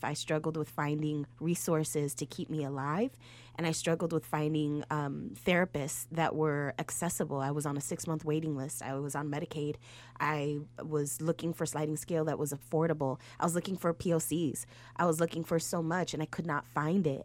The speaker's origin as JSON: {"language": "English", "town": "Chicago", "region": "Illinois", "country": "United States", "said": "I'm from Humble Park"}